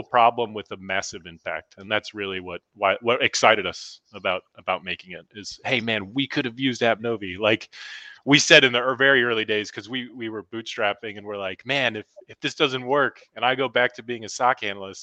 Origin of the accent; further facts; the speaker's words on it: Normal, Illinois, United States; my hometown that I grew up in Normal, Illinois.